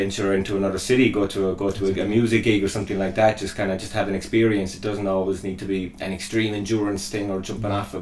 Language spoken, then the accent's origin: English; Killarney, Munster, Ireland; moved away as an adult; also born or lived in Australia; Killarney, like, is my hometown.